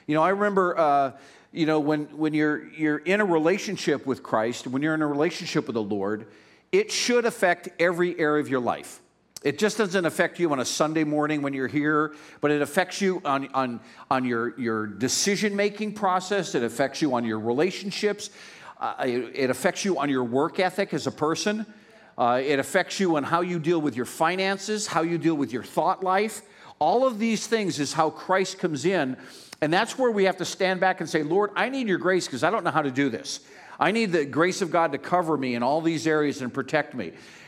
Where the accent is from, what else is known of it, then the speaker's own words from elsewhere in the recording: Pennsylvania, United States; I was raised in Northeast Pennsylvania